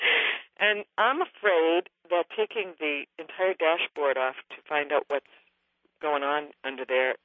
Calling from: Minneapolis, Minnesota, United States; I'm from Minneapolis.

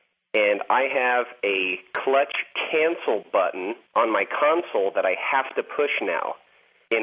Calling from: Spokane, Washington, United States; I'm calling from Spokane, Washington.

